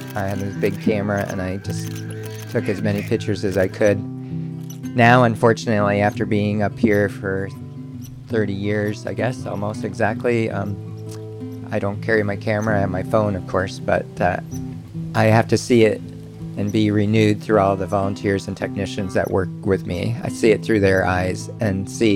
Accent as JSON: {"language": "English", "region": "Minnesota", "country": "United States", "moved": "yes", "lives_now": "Anchorage, United States", "said": "I'm from the Midwest, upper Minnesota, only about 90 miles from the Canadian border, right on the edge of the Red River Valley."}